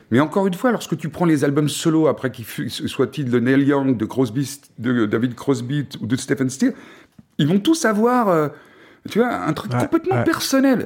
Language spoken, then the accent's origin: French; France; chez nous en France